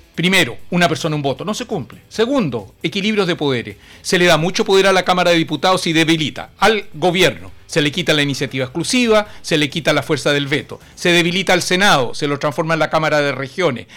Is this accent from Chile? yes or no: yes; Chile; en mi país, en nuestro Chile